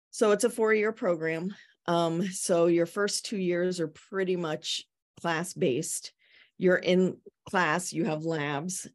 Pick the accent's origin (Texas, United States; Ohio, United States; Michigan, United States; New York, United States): Ohio, United States; now in Yarmouth, Maine, United States; I'm from Ohio